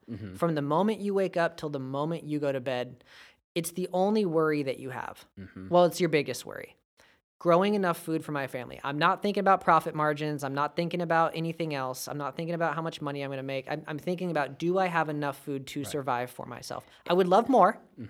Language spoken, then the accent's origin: English; California, United States; You know, we're American, and that reigns supreme. But we're also from California.